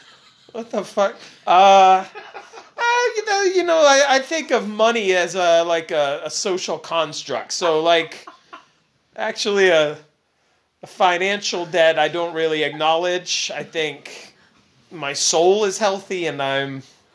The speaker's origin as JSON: {"language": "English", "region": "Massachusetts", "country": "United States", "tie": "born there", "said": "Where was I from before I came out of my mother's birth canal? Massachusetts was where it happened."}